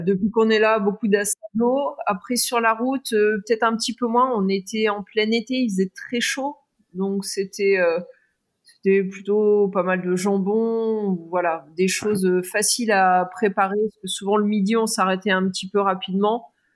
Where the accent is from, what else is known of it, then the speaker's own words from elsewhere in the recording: France; puisqu'on est Français